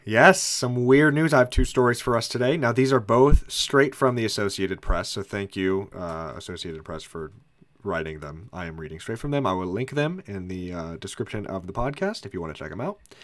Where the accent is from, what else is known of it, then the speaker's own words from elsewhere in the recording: Indianapolis, Indiana, United States; we are from Indiana, specifically from Indianapolis.